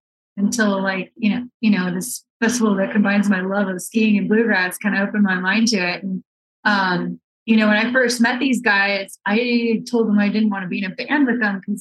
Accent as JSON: {"language": "English", "region": "Kentucky", "country": "United States", "tie": "born or raised there", "moved": "yes", "lives_now": "Utah, United States", "said": "I grew up in Kentucky"}